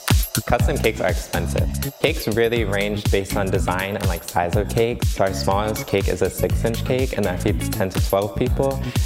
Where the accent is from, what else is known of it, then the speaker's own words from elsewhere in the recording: Passaic, New Jersey, United States; I'm from Passaic, New Jersey.